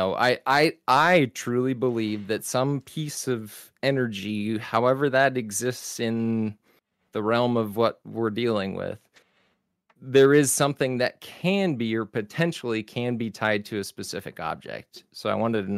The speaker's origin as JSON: {"language": "English", "region": "Texas", "country": "United States", "said": "I'm from Texas"}